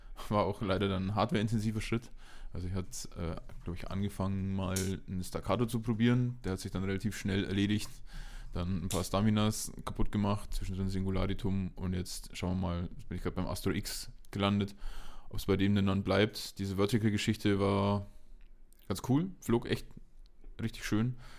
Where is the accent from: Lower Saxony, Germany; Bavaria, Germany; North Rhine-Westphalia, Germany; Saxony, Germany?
Bavaria, Germany; Nördlingen; now in Munich, Germany; in Nördlingen war ich auch noch, genau hier, in meiner Heimatstadt